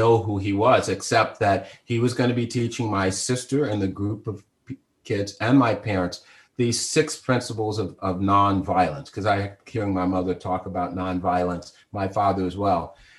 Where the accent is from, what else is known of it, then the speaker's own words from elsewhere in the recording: the South, United States; And in the time I grew up, a Negro preacher, and I'd seen many of them growing up in the South